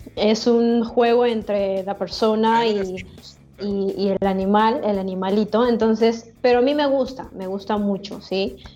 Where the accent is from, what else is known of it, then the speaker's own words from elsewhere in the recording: Paucará, Huancavelica, Peru; No es una ciudad, pero ojalá sea ciudad, mi pueblo, Paucará.